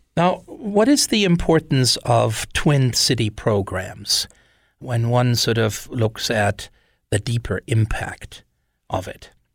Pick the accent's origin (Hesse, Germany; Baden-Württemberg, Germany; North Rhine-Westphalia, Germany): Hesse, Germany; Wiesbaden; English is a second language; moved away as an adult; now in Missoula, United States; I was born and raised in Wiesbaden, Germany.